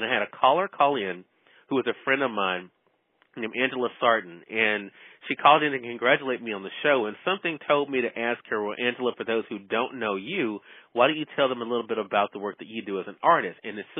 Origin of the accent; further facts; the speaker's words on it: Mississippi, United States; I'm from Mississippi